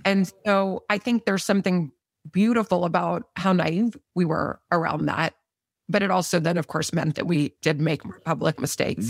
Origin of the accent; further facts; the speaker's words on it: Austin, Texas, United States; also born or lived in Midland, Texas; We grew up in Austin for middle school and high school.